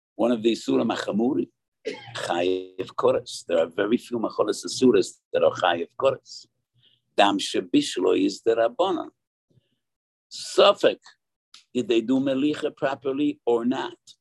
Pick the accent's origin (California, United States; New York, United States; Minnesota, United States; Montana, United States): New York, United States; I was born in the East Side, and we were neighbors with the Moshe Feinstein